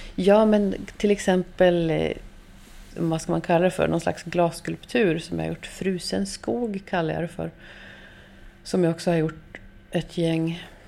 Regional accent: Norrbotten County, Sweden; Jag är uppvuxen i Norrbotten

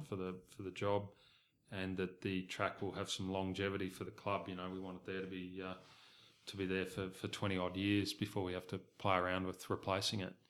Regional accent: Southeast Queensland, Australia; moved away; I was originally from Queensland and, and grew up in a racing family. My parents bred horses in Southeast Queensland

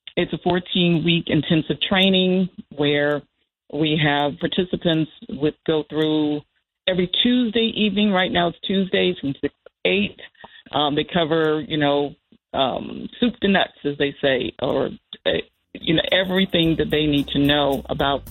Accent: Danville, Virginia, United States; moved away; I grew up in Virginia, in a town that was a small town

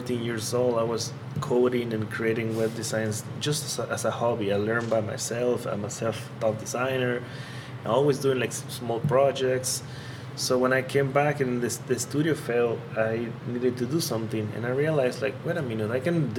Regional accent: Tabasco, Mexico; moved away as an adult; also born or lived in Puebla, Mexico; I'm from Tabasco. Mm-hmm. I was born there, lived there for all my childhood

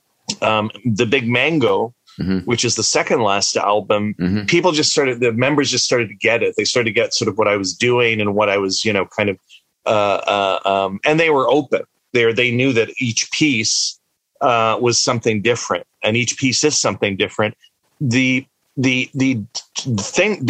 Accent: the Maritimes, Canada; also born or lived in Egypt; we moved from Egypt when I was quite young to the Maritimes

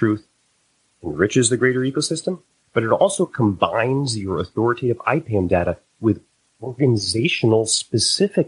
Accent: Connecticut, United States; now in Boston, United States; born and raised in Connecticut, lived in New England all my life

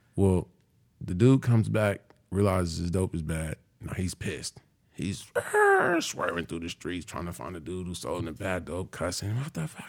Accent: California, United States; moved away; I'm from California

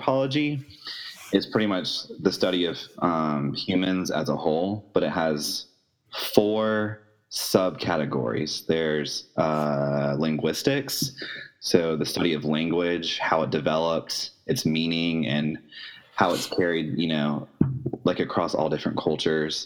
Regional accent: Jacksonville, Florida, United States; I'm from Jacksonville, Florida

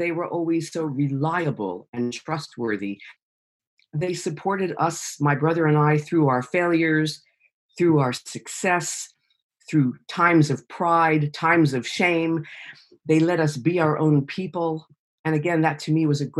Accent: New York, United States; moved away as an adult; now in United Kingdom; I'm a New Yorker. I'm American. I'm a New Yorker

